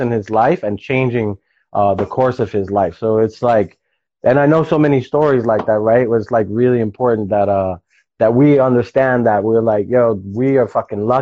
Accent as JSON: {"language": "English", "town": "New York City", "region": "New York", "country": "United States", "tie": "born or raised there", "said": "I was a kid from the Bronx, like, becoming a product of my environment"}